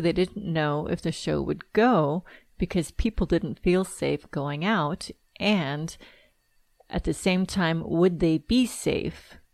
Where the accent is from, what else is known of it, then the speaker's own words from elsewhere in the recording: Southern California, United States; I'm from Southern California